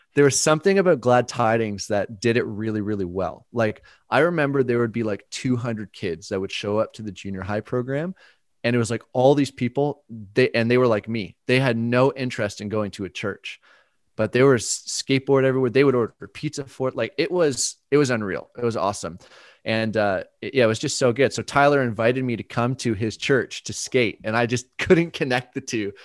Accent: Burlington, Ontario, Canada; they went to this church in Burlington where I grew up in Ontario

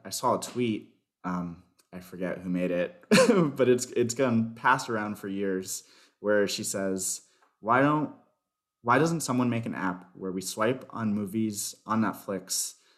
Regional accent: Miami, Florida, United States; also born or lived in Chicago; Miami, Florida.

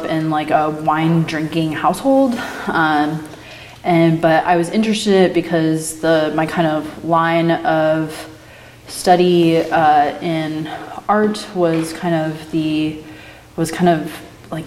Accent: Beaverton, Oregon, United States; I grew up in the Portland area. I grew up in Beaverton in the suburbs

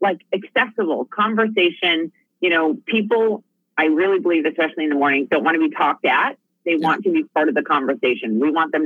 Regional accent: Minnesota, United States; moved away as an adult; We are from Minnesota, Alabama, Louisiana.

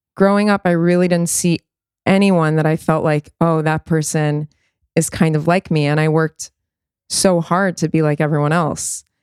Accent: New York City, New York, United States; growing up in the States

